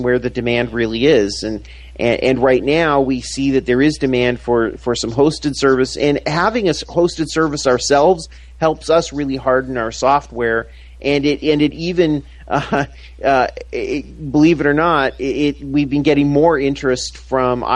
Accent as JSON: {"language": "English", "country": "Canada", "moved": "yes", "said": "where I'm from Canada originally"}